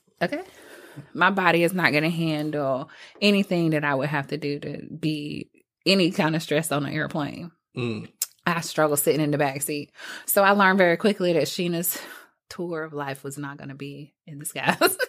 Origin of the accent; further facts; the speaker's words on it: Fort Lauderdale, Florida, United States; born there; So, but my parents, I was born in Fort Lauderdale, Florida.